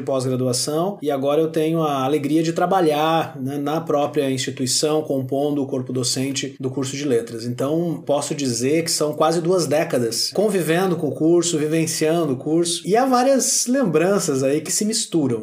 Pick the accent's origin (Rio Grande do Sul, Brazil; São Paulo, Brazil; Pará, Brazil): Rio Grande do Sul, Brazil; Santa Maria; sou natural de Santa Maria